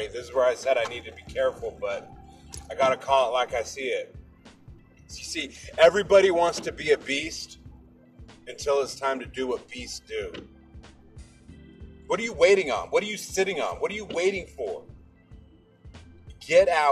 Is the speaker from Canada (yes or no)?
no; Seattle, Washington, United States; I'm from Seattle